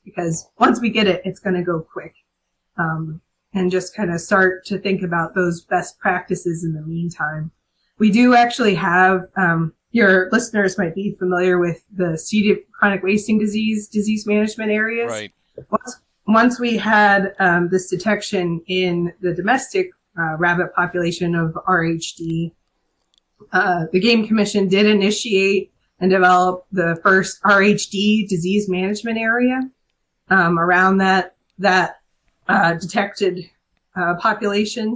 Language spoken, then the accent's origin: English; Harrisburg, Pennsylvania, United States; I'm from Harrisburg